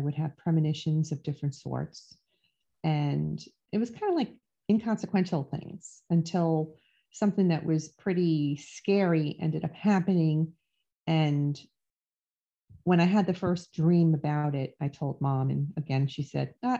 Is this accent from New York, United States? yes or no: yes; New York City, New York, United States; I grew up in the Bronx in Throgs Neck in New York